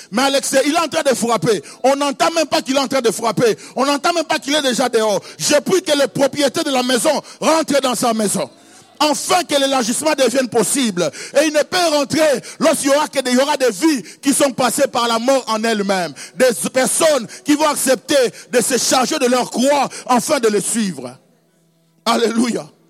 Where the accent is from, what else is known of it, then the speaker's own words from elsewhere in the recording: Kisangani, Tshopo, DR Congo; Chez nous, à Kisangani